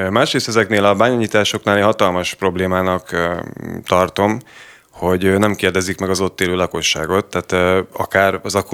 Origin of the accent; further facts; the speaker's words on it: Tata, Komárom-Esztergom, Hungary; Tatai vagyok egyébként, és aktívan részt vettem az ügyben, igen.